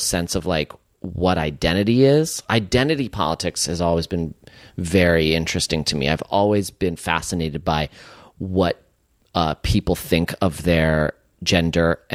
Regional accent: San Francisco, California, United States; growing up in San Francisco

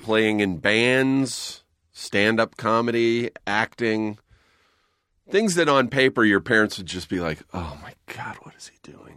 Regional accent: Southern California, United States; I grew up out here in Southern California

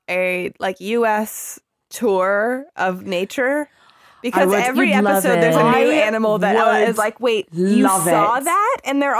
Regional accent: Arizona, United States; because I'm from Arizona

